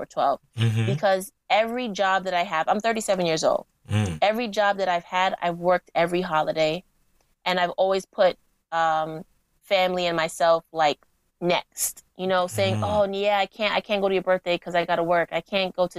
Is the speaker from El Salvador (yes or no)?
no; Jamaica; now in New York, United States; Jamaica, because that's my home country